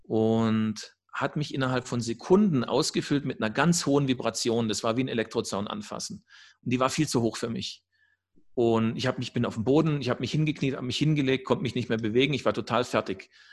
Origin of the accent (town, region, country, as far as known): Germany; also born or lived in Sacred Valley of the Incas, Peru; now in Peru